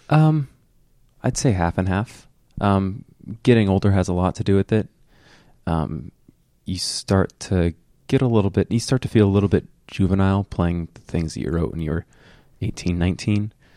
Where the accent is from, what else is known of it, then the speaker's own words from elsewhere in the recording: Fort Myers, Florida, United States; I grew up in Fort Myers, which is three hours south of Orlando